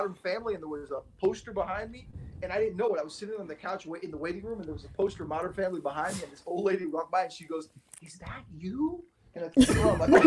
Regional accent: Miami, Florida, United States; We're both from Miami.

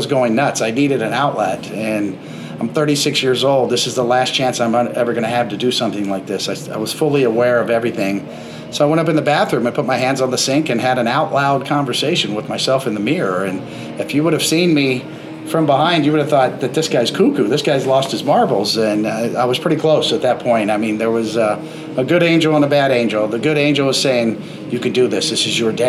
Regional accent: Kansas City, Missouri, United States; growing up in Kansas City

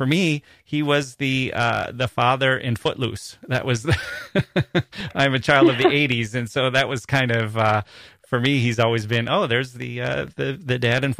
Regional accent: Wisconsin, United States; just like I'm not only from Wisconsin

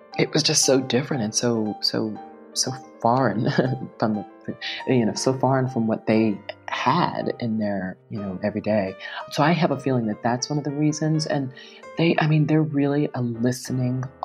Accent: Bucks County, Pennsylvania, United States; also born or lived in Philadelphia; now in Miami, United States; I was born in Philadelphia and raised in Bucks County

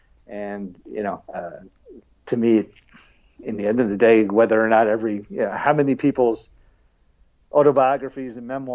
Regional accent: New York, United States; now in Atlanta, United States; I'm not originally from here though, so I shouldn't brag about it too much. I'm from New York, home of the U.S. Open coming up.

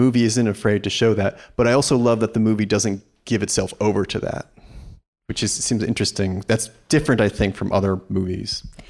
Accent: New York, United States; I grew up in New York and was going to a lot of movies at the Angelica

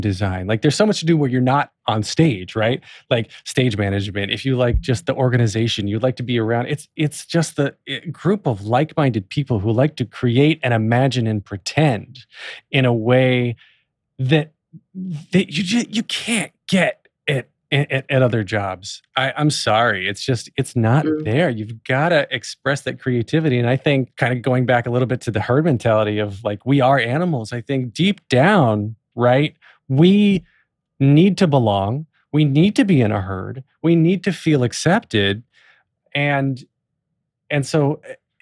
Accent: North Carolina, United States; I grew up in North Carolina in a very Southern Baptist, every corner sort of town

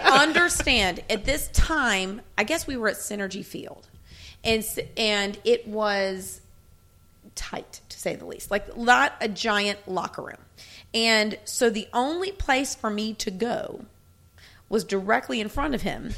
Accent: Memphis, Tennessee, United States; also born or lived in Alabama; I grew up in Memphis

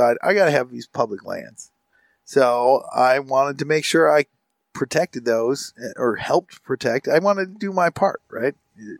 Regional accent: McBain, Michigan, United States; where I grew up, predominantly dairy farms in like the area of the county I grew up. I grew up in, it's Misaukee County. I say I grew up in McBain

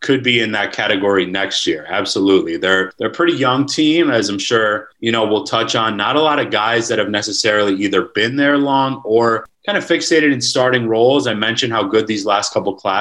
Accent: Wisconsin, United States; I'm actually from Wisconsin

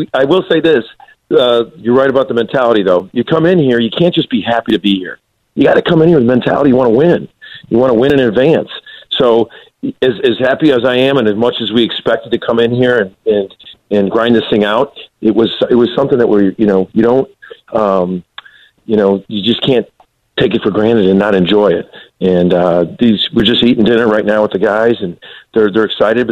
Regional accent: Illinois, United States; I'm from Illinois, grew up, born and raised there.

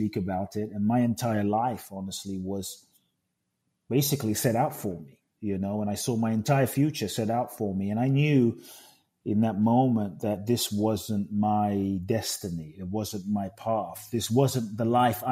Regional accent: London, United Kingdom; also born or lived in Ghana; now in United States; I grew up in London

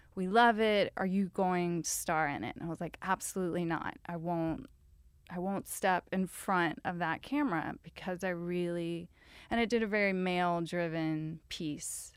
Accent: Louisiana, United States; moved away; I'm a screenwriter, and I'm, I'm from Louisiana

